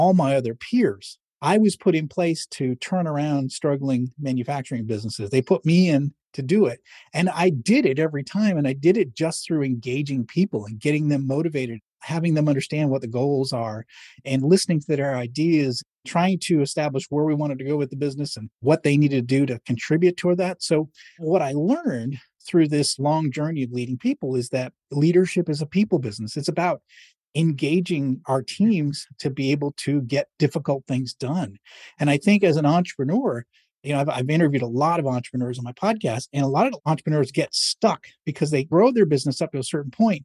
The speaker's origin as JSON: {"language": "English", "town": "Manchester", "region": "New Hampshire", "country": "United States", "tie": "born or raised there", "moved": "yes", "said": "I grew up in Manchester, New Hampshire, a small New England city"}